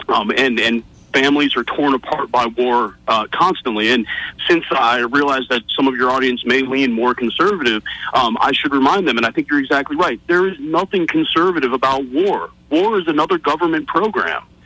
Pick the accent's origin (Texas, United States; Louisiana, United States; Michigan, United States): Texas, United States; North; I grew up in North Texas.